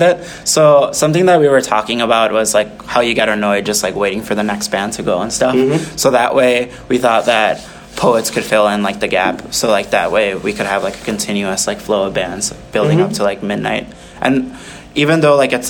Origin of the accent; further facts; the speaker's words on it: Chicagoland area, Illinois, United States; moved away; a lot of them are actually bands from my hometown